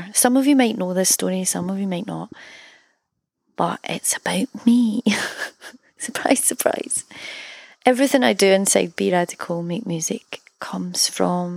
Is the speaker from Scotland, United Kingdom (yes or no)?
yes; Scotland, United Kingdom; also born or lived in Berlin, Germany; to be from a country that offers artists financial help